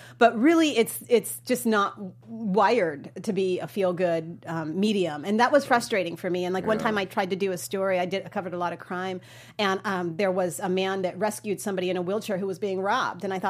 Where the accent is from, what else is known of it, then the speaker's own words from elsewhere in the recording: Georgia, United States; this wonderful little Baptist girl from Georgia